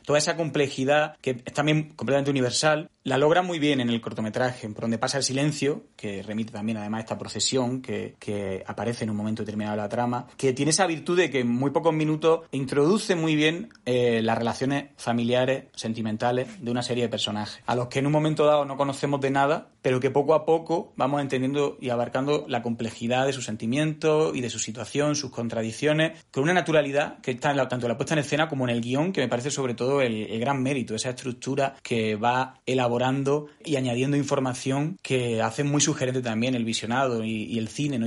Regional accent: Andalusia, Spain; Yo también como andaluz

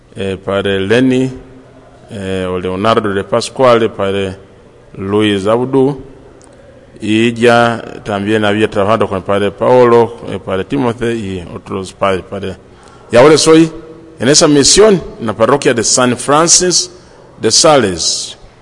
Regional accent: Uganda; also born or lived in Colombia; now in California, United States; soy de Uganda

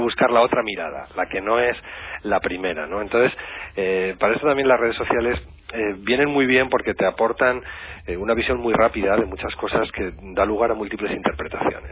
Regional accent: La Rioja, Spain; Yo soy vecinito riojano, pero me siento muy de allá.

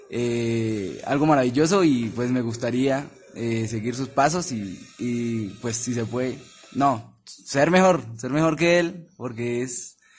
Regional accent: Socotá, Boyacá, Colombia

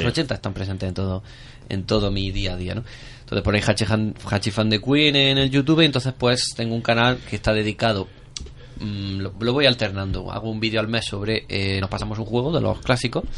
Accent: Mancha Real, Andalusia, Spain; soy de Mancha Real

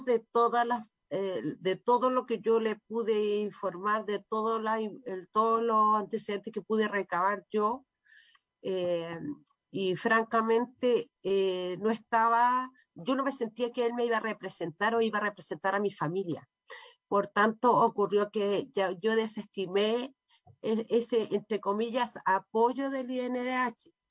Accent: Chile; como ciudadano como chileno como compatriota

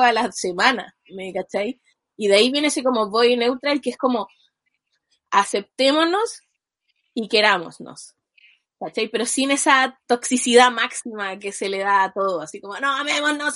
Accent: Chile; yo soy de Chile

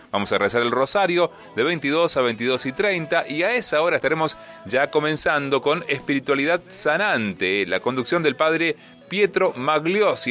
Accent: Argentina; como argentinos que somos

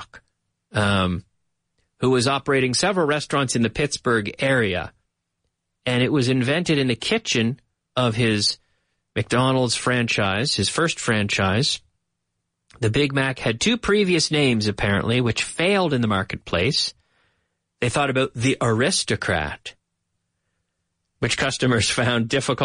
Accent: Nova Scotia, Canada; moved away as an adult; now in Madrid, Spain; My hometown in Nova Scotia

